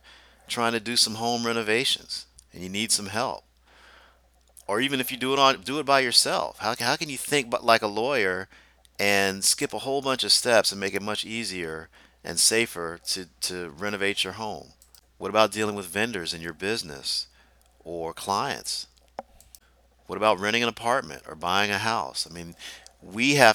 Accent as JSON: {"language": "English", "region": "Deep South", "country": "United States", "tie": "born or raised there", "said": "I grew up in the Deep South"}